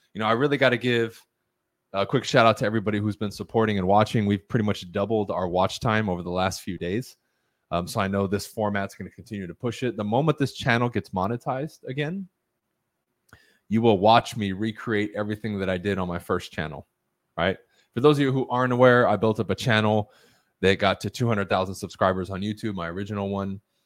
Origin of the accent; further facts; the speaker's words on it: United States; first language Spanish; English is a second language; I'm the first one in my family born on American soil who is now a native English speaker, even though I wasn't taught English until I went to school